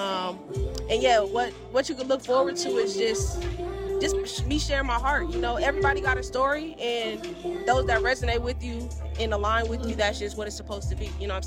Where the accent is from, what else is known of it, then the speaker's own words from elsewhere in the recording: Milwaukee, Wisconsin, United States; my hometown, from Milwaukee